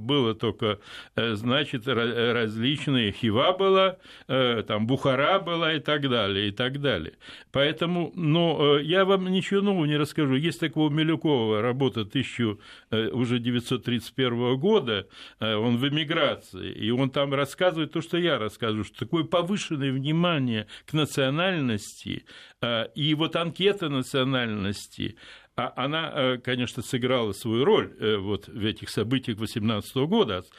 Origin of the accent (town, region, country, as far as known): Odesa, Odesa Oblast, Ukraine; born or raised there; now in Moscow, Russia